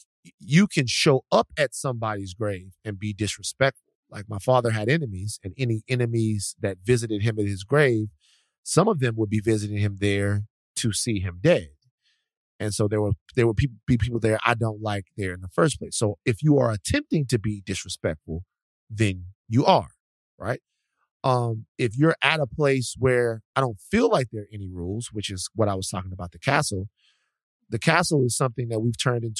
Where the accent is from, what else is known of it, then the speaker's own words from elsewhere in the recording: Louisiana, United States; now in Los Angeles, United States; I grew up in Louisiana